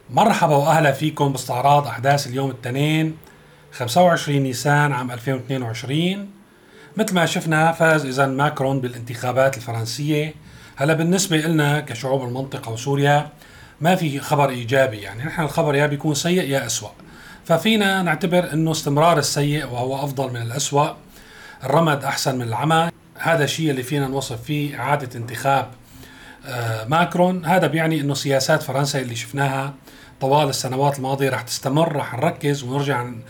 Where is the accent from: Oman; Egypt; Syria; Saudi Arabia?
Syria; نحن كسوريين